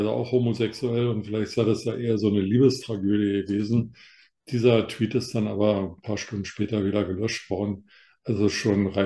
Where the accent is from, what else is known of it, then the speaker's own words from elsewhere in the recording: Northern Germany, Germany; now in Bavaria, Germany; ich bin Norddeutscher, komme aus der norddeutschen Tiefebene und bin nach Bayern verschlagen.